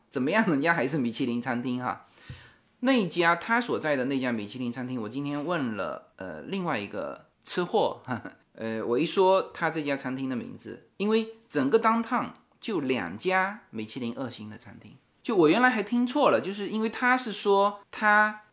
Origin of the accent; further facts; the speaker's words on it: China; 我们中国人特别讲究